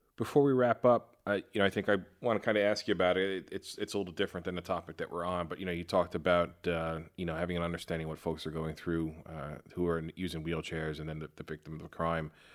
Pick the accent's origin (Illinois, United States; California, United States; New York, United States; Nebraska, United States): New York, United States; moved away as an adult; now in Fort Worth, United States; growing up in New York